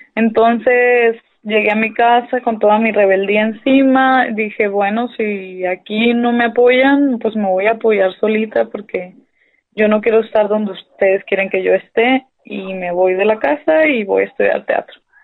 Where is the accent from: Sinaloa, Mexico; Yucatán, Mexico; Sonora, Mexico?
Sonora, Mexico; Hermosillo; Soy de Hermosillo, Sonora, aunque me creo de pueblo, ¿no? Porque mi familia es de pueblo, pero aquí nací yo